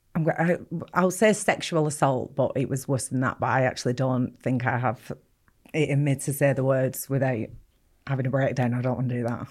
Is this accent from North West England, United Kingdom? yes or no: yes; Bolton, North West England, United Kingdom; I grew up in Bolton, um, not a very nice part of Bolton either